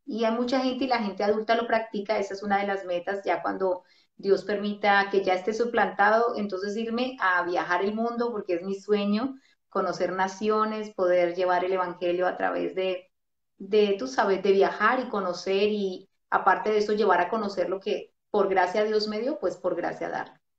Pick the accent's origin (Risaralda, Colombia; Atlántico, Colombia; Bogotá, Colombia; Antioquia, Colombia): Bogotá, Colombia; yo soy de Bogotá y es muy frío